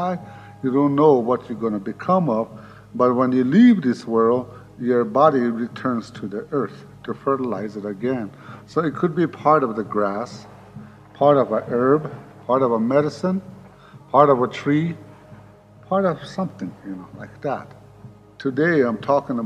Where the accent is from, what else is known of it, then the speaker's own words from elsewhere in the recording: Pine Ridge Indian Reservation, South Dakota, United States; I was born on the Pine Ridge Indian Reservation and lived there all my life